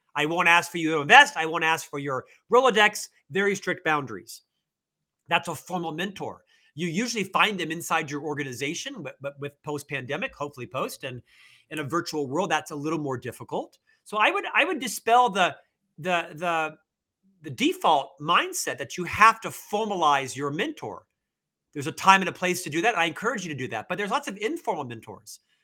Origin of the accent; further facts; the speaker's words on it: Orlando, Florida, United States; moved away as an adult; also born or lived in Provo, Utah; now in Salt Lake City, United States; I'm from Florida originally, born and raised in Orlando, Florida